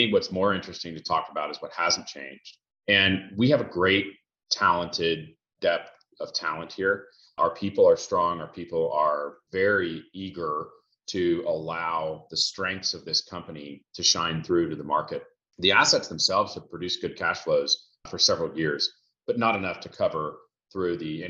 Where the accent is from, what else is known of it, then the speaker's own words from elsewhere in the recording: Houston, Texas, United States; also born or lived in Boston, Massachusetts; grew up in Houston